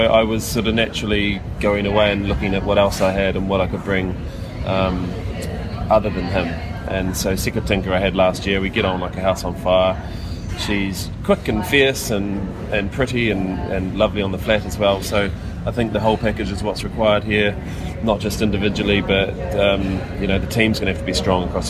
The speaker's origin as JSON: {"language": "English", "country": "New Zealand", "said": "as a Kiwi nation"}